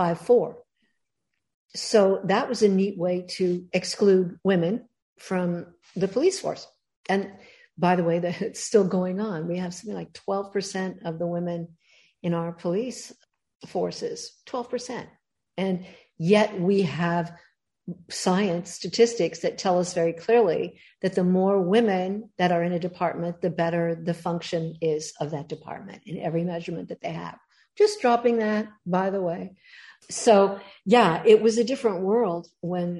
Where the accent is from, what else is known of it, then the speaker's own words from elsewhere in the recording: Los Angeles, California, United States; I actually was born in Hollywood and grew up around the movie entertainment industry